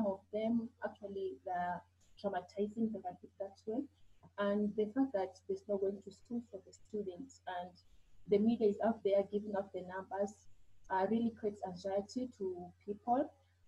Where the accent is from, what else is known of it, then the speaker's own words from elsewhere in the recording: Kenya; from Kenya, working with the women.